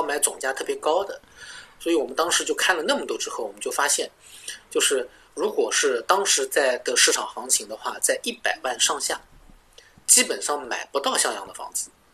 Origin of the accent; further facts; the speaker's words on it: Nanjing, Jiangsu, China; moved away as an adult; now in Melbourne, Australia; 卢蒿是我们南京人吃的特色